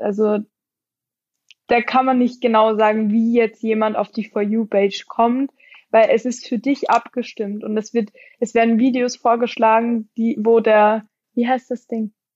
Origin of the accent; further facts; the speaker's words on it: near Graz, Styria, Austria; moved away as an adult; now in Wiesbaden, Germany; Ich bin ursprünglich aus Österreich